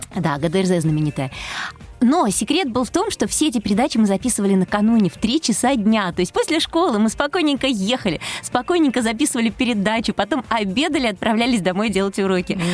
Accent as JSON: {"language": "Russian", "region": "Moscow", "country": "Russia", "tie": "born or raised there", "said": "Я родилась в Москве. Э, всю жизнь прожила в Москве"}